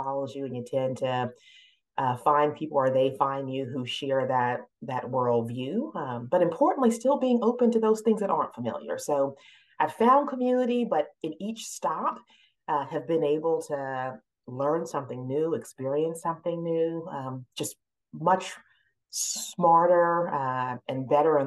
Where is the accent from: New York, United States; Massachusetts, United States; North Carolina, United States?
North Carolina, United States; Durham; also born or lived in Halifax County, North Carolina; I grew up in North Carolina, mostly in the Piedmont part of the state in Durham, North Carolina